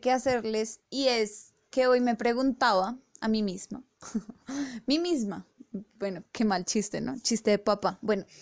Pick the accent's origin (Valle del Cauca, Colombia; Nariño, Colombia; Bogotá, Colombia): Bogotá, Colombia; nosotros tres que somos rolos